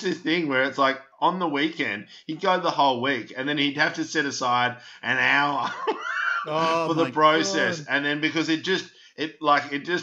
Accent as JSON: {"language": "English", "town": "Melbourne", "region": "Victoria", "country": "Australia", "tie": "born or raised there", "said": "I grew up in North Carlton"}